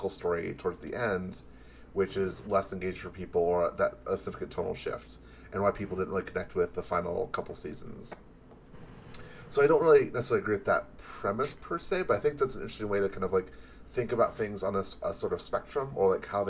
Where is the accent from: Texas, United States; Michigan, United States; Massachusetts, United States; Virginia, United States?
Michigan, United States; Detroit; I'm from Detroit. I'm a city boy.